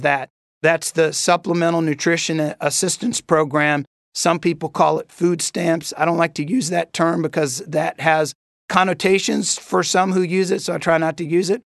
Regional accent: Corpus Christi, Texas, United States; moved away; also born or lived in Dominican Republic; I grew up the formative years of my life in Corpus Christi, Texas

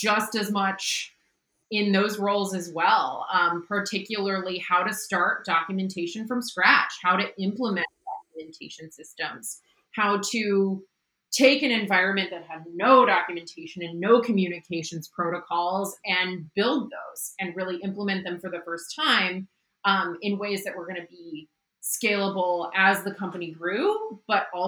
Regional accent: Midwest, United States; moved away as an adult; also born or lived in Pittsburgh, Pennsylvania / San Francisco, California / Oakland, California; now in Seattle, United States; I grew up in the Midwest and then went to school in Pittsburgh, Pennsylvania

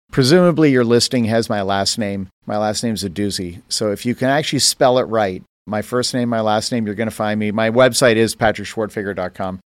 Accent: Canada; moved away; I grew up in Canada

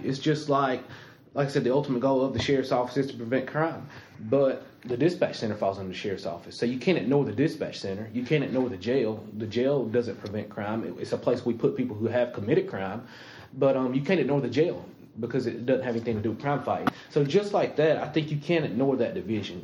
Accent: Anderson, South Carolina, United States; I was born and raised here in Anderson County. Went to Anderson schools, graduated from Westside

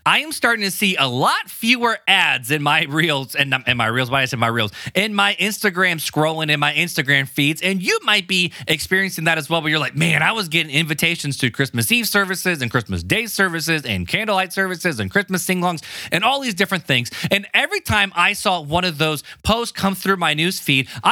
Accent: Hammond, Indiana, United States; I grew up in Hammond, Indiana

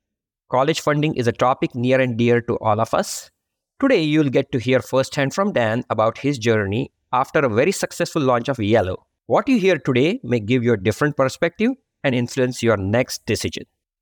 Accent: India; English is a second language; moved away; You can probably tell from my accent as well that I'm, not a native. Obviously now I am, but I have a journey of my own. I started back in India. I've lived and worked in 4 different countries, 7 different cities.

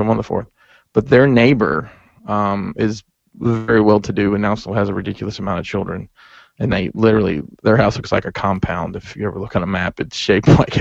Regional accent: Alabama, United States; now in Maryland, United States; I've lived here, back home. In Alabama? Alabama

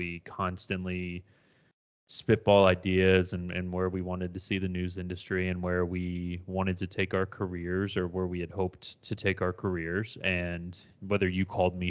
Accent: Florida, United States; moved away; also born or lived in Philadelphia; I grew up in Florida, but family is from Philly

